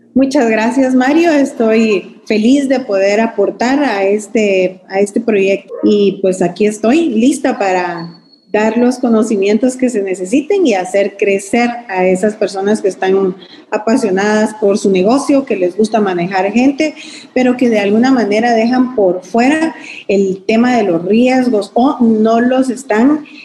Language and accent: Spanish; Guatemala; como guatemaltecos muy orgullosos